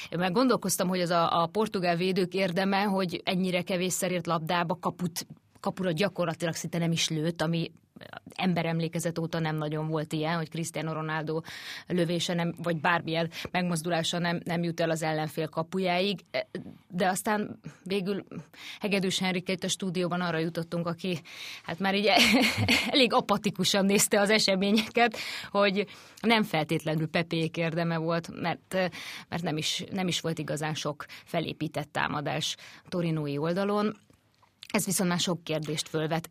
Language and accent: Hungarian; Hungary; mi is ott lehettünk ugye magyarként újságírók